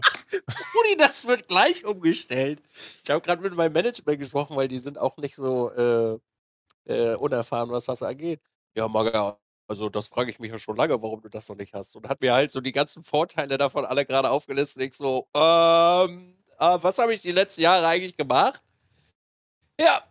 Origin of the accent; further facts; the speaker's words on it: Switzerland; als äh, Schweizer